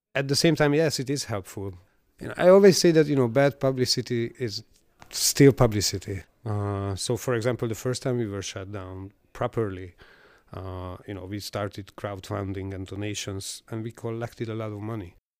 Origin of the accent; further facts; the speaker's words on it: Budapest, Hungary; I am from Budapest. I was born here.